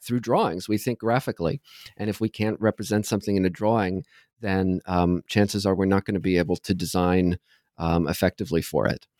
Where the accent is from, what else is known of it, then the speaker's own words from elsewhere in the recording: Southern Ohio, United States; moved away as an adult; also born or lived in New York City, United States / New Haven, United States; now in Toronto, Canada; I grew up in Southern Ohio